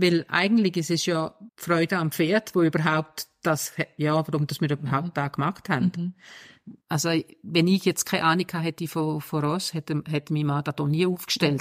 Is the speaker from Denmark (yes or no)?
yes; Denmark; now in Switzerland; ich bin ursprünglich aus Dänemark